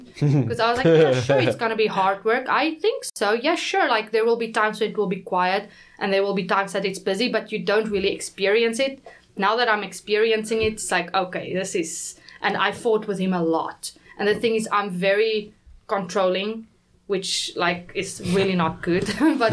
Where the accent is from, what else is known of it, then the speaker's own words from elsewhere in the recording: South Africa; now in South Korea; I am from the Afrikaner, you know, like, culture.